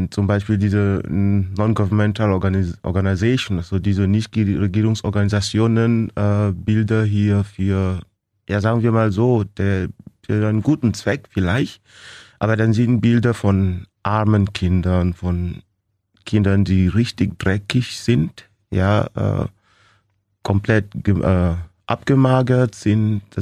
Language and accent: German; Cameroon; moved away as an adult; now in Germany; Ich komme aus Kamerun.